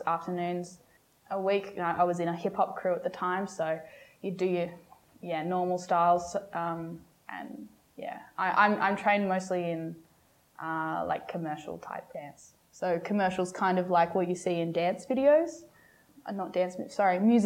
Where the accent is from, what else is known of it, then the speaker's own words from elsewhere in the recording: Sydney, New South Wales, Australia; I was born in Sydney